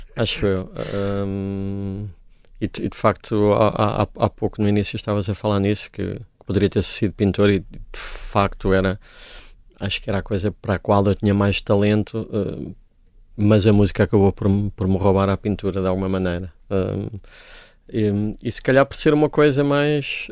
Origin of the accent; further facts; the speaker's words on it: Coimbra, Centro, Portugal; Eu cresci nos anos 80 numa Coimbra, que era uma cidade muito entediante